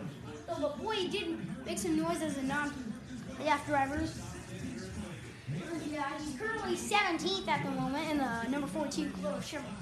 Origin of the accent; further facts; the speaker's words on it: Las Vegas, Nevada, United States; I'm from Vegas.